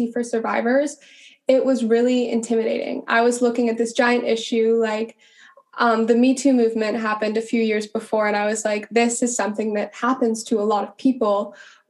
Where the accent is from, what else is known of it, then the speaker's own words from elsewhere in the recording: Montana, United States; moved away as an adult; I grew up in Montana